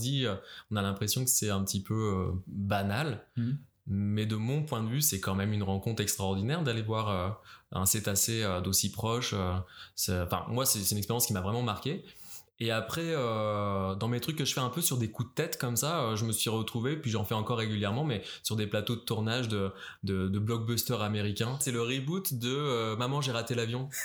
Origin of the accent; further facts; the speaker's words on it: France; moved away as an adult; also born or lived in Paris; now in Montreal, Canada; au Québec en tant que Français